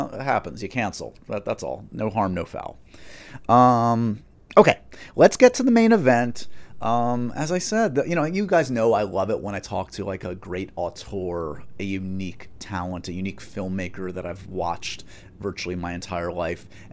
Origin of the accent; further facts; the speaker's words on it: New York, United States; As a New Yorker